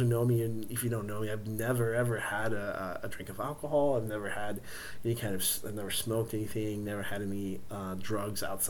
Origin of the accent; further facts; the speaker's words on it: Central Texas, United States; also born or lived in San Angelo, Texas; I was way out from Central Texas. It was way out in West Texas, although 2.5 hours from where I grew up